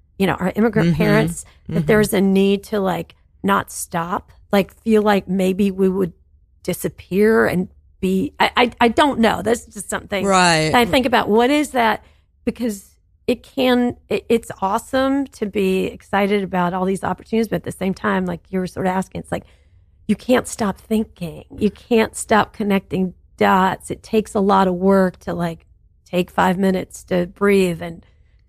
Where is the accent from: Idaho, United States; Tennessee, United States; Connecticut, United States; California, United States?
Tennessee, United States; growing up in Tennessee